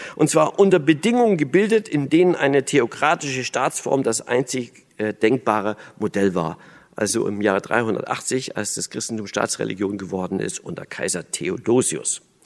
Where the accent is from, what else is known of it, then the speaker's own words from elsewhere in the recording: Berlin, Germany; also born or lived in East Germany (GDR); ich bin ja Berliner